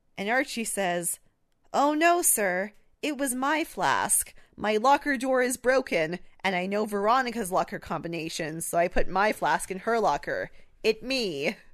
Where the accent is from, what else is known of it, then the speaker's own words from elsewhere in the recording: Canada; we're Canadian